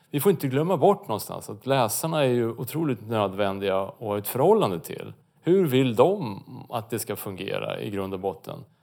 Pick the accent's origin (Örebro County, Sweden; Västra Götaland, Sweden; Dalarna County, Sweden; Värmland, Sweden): Örebro County, Sweden; Det är inte bara för att jag är från Närke som jag låter så här.